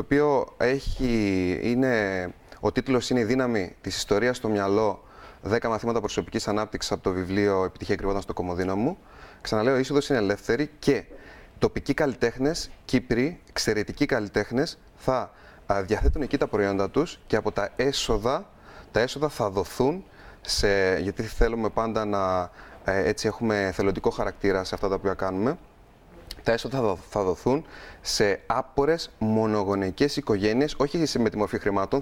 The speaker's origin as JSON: {"language": "Greek", "region": "Crete", "country": "Greece", "said": "είμαι από την Κρήτη"}